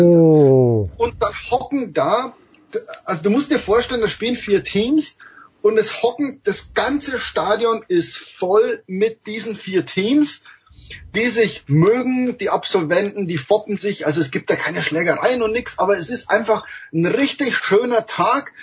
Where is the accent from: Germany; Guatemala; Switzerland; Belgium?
Germany; als Deutscher